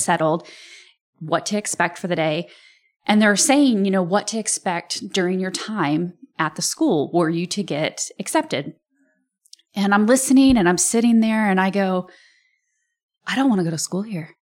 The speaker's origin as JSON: {"language": "English", "town": "Rantoul", "region": "Illinois", "country": "United States", "said": "I'm from Rantoul"}